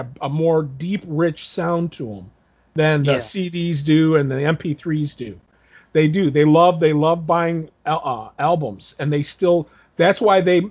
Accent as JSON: {"language": "English", "town": "Toledo", "region": "Ohio", "country": "United States", "tie": "born or raised there", "said": "we grew up in Toledo"}